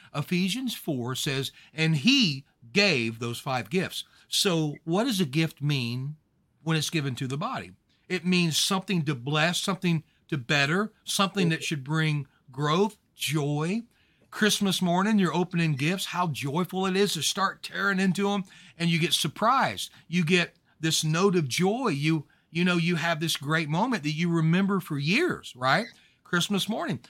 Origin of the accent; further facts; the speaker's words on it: Louisiana, United States; I'm from Louisiana